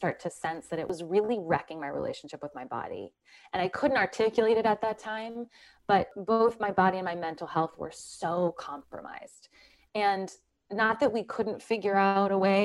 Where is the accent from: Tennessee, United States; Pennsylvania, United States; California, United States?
Pennsylvania, United States; Philadelphia; now in New Jersey, United States; I grew up in Philadelphia in just like the most non-conventional household